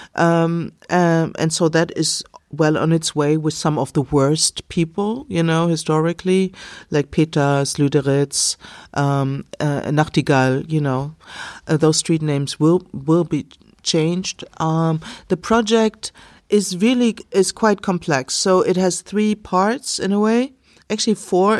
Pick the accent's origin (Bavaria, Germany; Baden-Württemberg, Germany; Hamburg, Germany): Bavaria, Germany; I can be Bavarian, I am